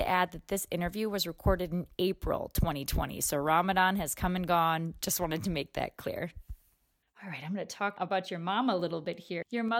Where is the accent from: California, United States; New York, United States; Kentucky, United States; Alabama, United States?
New York, United States; just outside of Rochester; I grew up just outside of Rochester.